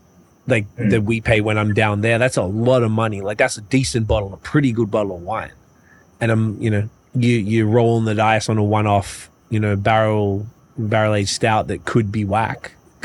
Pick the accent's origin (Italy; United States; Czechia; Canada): Canada; Montreal, Quebec; I find that maybe because I came from Montreal, and that's where the dudes there are just heavy into this stuff.